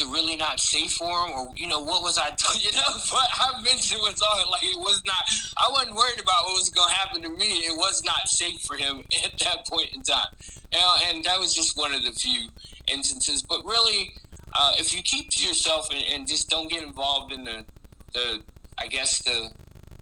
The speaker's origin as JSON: {"language": "English", "town": "Virginia Beach", "region": "Virginia", "country": "United States", "tie": "born or raised there", "also_born_or_lived": "Chesapeake, Virginia / Maryland", "said": "I was born in Chesapeake. I grew up in Virginia Beach."}